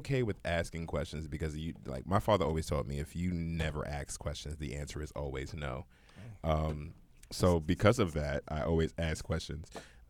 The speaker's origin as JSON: {"language": "English", "town": "New York City", "region": "New York", "country": "United States", "tie": "born or raised there", "said": "I'm a New Yorker and I've been here for pretty much majority of my life"}